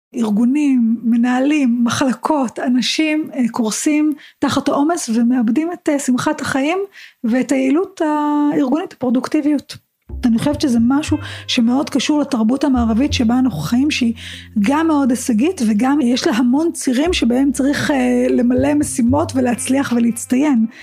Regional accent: Israel; אנחנו כישראלים

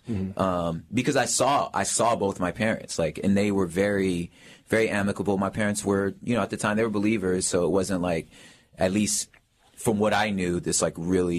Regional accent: Los Angeles, California, United States; So I'm originally from South Central Los Angeles, 67th of San Pedro. That's where it started for me.

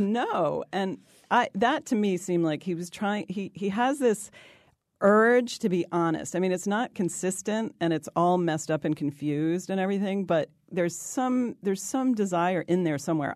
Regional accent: New York, United States; I'm from New York.

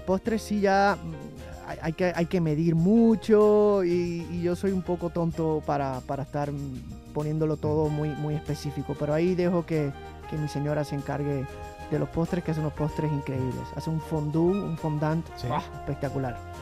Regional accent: Puerto Rico; la comida de mi tierra, eh, la comida puertorriqueña

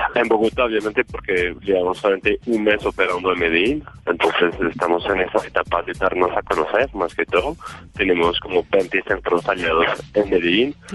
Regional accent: France; Spanish is a second language; now in Colombia; yo, soy francés

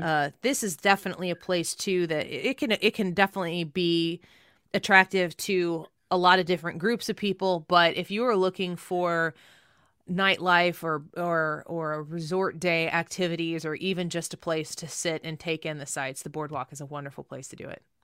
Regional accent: St. Louis, Missouri, United States; we're from Saint Louis, Missouri

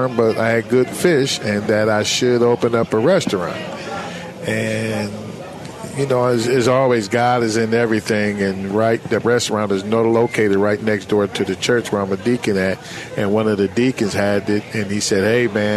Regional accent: Chattanooga, Tennessee, United States; also born or lived in Canton, Ohio; I came from Canton, Ohio. I moved here, Pro Football Hall of Fame, Canton, Ohio. Moved to Chattanooga

